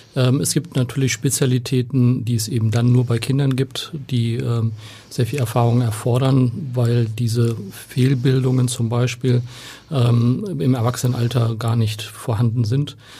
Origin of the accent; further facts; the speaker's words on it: Oldenburg, Lower Saxony, Germany; now in Hamburg, Germany; Ich komme aus Oldenburg, äh, da ist Basketball eine Hochburg